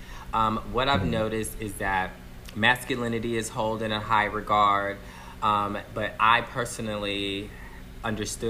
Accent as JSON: {"language": "English", "town": "Galveston", "region": "Texas", "country": "United States", "tie": "born or raised there", "moved": "yes", "lives_now": "Los Angeles, United States", "said": "I grew up in Texas, born here in LA."}